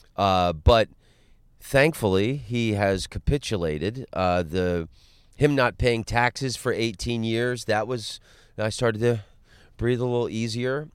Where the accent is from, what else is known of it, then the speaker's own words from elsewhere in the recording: Orlando, Florida, United States; moved away; also born or lived in Los Angeles; I'm from Orlando. I grew up in Orlando